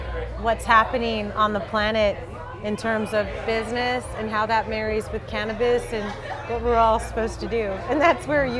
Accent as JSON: {"language": "English", "town": "Santa Maria", "region": "California", "country": "United States", "tie": "born or raised there", "said": "So I was born and raised in Santa Maria, California. A small agricultural town in California, a mixture of a lot of immigrants from Oaxaca, from Central America"}